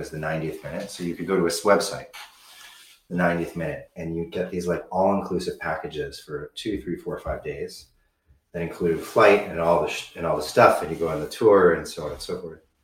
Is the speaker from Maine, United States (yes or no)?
no; California, United States; I'm from California